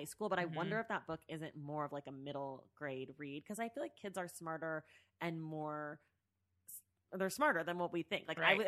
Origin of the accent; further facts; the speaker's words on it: Bay Area, California, United States; I'm from the Bay Area, you know.